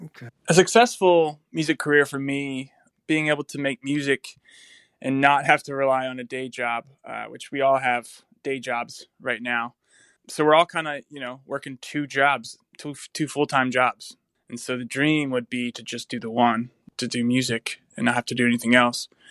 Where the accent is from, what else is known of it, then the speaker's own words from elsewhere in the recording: North Carolina, United States; now in Nashville, United States; I'm from North Carolina